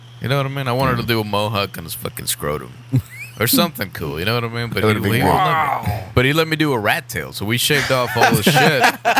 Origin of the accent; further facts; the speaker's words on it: Mexico; moved away; I'm from Mexico.